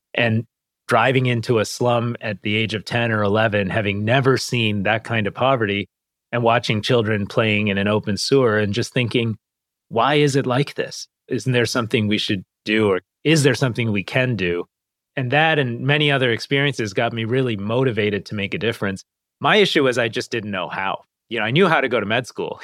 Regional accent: Detroit, Michigan, United States; we grew up around Detroit. And I was raised in a pretty tight knit Indian American immigrant community.

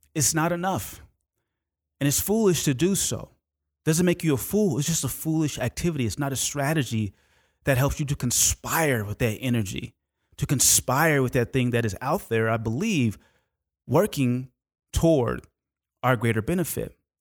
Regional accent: Oakland, California, United States; when I was growing up in Oakland, California

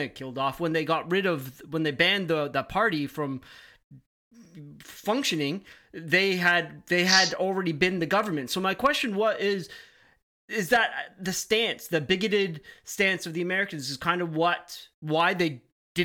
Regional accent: Canada; As a Canadian

